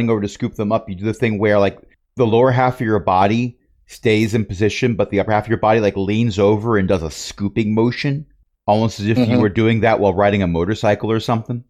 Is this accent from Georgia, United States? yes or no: no; New Jersey, United States; born there; Unfortunately, I was born in Joysey.